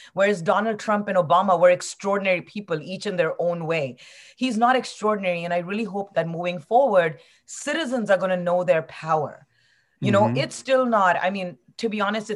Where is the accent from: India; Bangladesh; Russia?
India; moved away; my home country is India